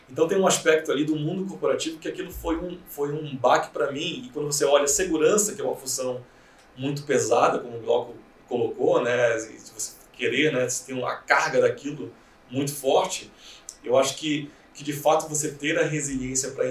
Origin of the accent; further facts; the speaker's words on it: Belém, Pará, Brazil; now in São Paulo, Brazil; quando eu cheguei em São Paulo, eu vim de Belém, né?